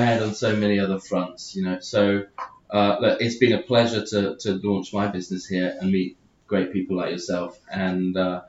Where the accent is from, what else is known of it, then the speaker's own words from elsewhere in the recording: United Kingdom; moved away; being the Brit abroad